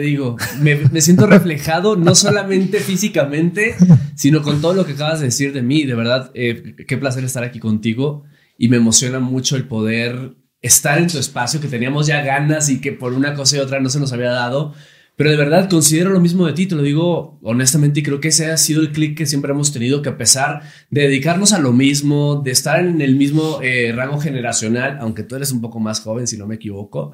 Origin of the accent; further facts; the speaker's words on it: Monterrey, Nuevo León, Mexico; Empecé muy niño conduciendo un programa infantil en Televisa Monterrey. Yo soy de Monterrey, Nuevo León